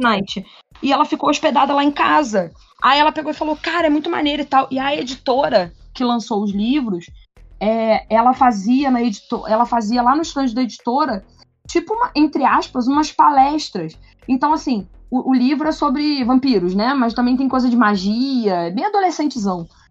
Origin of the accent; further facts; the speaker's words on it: Rio de Janeiro, Brazil; como boas cariocas como eu